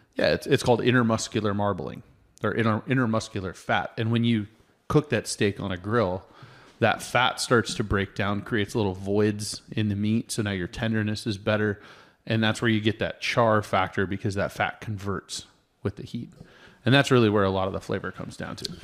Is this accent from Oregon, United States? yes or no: yes; Oregon, United States; now in Colorado, United States; I grew up in Oregon